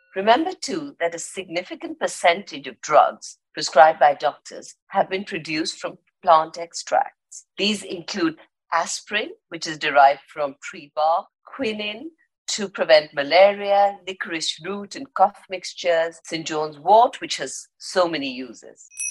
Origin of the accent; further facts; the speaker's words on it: India; I'm Indian and we've grown up with herbs and spices